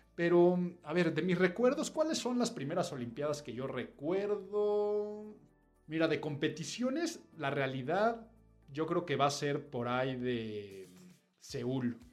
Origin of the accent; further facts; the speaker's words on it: Mexico; nuestra calidad de vida como mexicanos deja mucho, mucho, mucho que desear